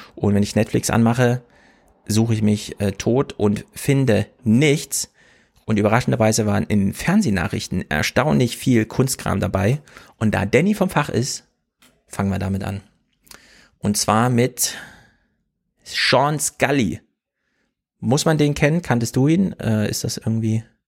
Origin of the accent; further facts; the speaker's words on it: Thuringia, Germany; moved away; also born or lived in Bielefeld; Hört man bei mir noch, dass ich aus Thüringen komme